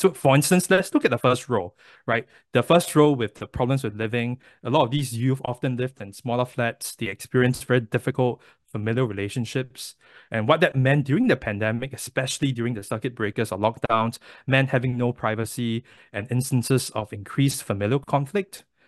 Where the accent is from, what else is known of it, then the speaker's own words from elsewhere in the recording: Singapore; moved away as an adult; now in United States; I was born and raised in Singapore